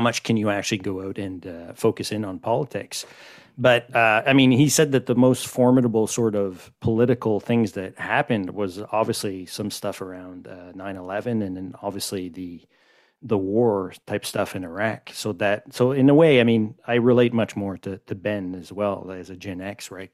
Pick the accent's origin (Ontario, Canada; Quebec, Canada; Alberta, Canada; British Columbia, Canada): Quebec, Canada; Montreal; I'm from Montreal